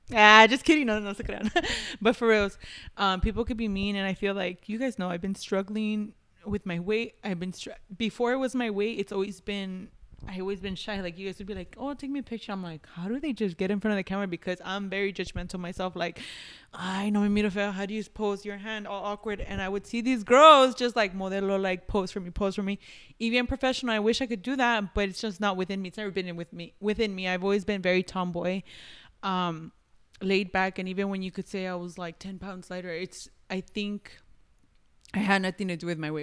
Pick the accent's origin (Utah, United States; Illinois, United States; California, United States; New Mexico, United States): California, United States; Los Angeles; I was born here